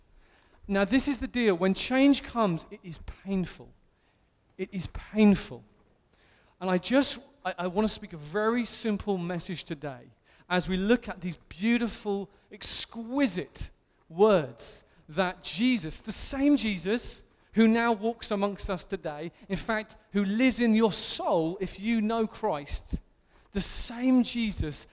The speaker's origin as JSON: {"language": "English", "region": "England", "country": "United Kingdom", "said": "as an Englishman"}